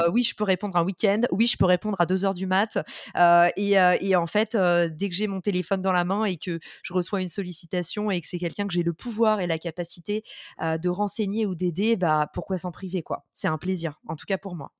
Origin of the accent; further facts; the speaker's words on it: Paris suburbs, Île-de-France, France; also born or lived in New York; je suis née en, et j'ai grandi en banlieue parisienne